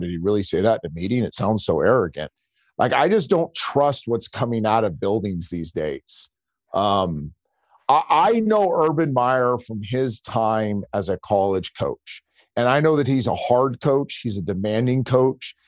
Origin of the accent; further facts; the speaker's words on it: Bay Area, California, United States; I grew up in the Bay Area